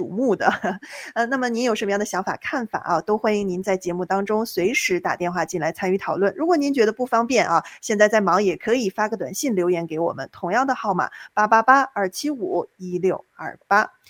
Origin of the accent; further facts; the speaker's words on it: China; moved away as an adult; now in United States; 作为大陆人啊，就比如说像丁月这样的，我在大陆出生长大的，